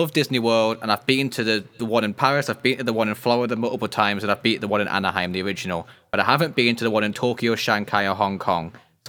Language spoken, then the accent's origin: English; Scotland, United Kingdom; And then my middle name's …, because I'm Scottish.